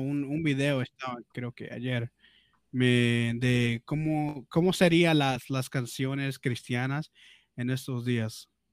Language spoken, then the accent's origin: Spanish; Peru; accent: Peruvian; Spanish is a second language; mi, mi, mi acento peruano